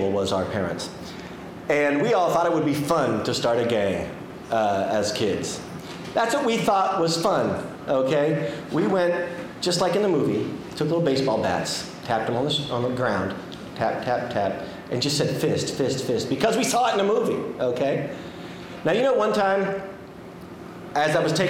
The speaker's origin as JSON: {"language": "English", "town": "Kansas City", "country": "United States", "moved": "yes", "lives_now": "Chicago, United States", "said": "I'm from a much smaller city called Kansas City, and not even the big part of Kansas City"}